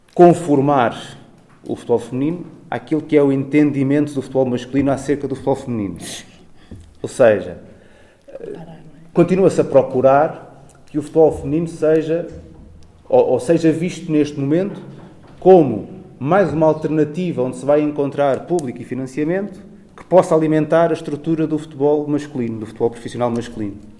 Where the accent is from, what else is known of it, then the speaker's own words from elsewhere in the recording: Torres Vedras, Lisbon, Portugal; eu sou de Torres Vedras, no norte distrito de Lisboa, conheço melhor a realidade daí